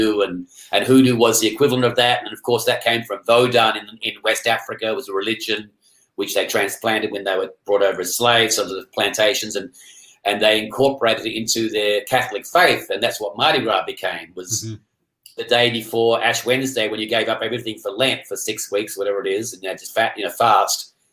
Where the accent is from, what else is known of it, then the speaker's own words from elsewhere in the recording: Perth, Western Australia, Australia; I grew up in Perth.